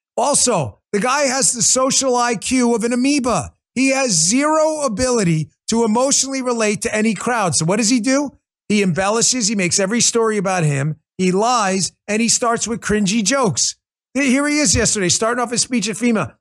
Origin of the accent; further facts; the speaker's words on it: New York City, New York, United States; When I was growing up in Queens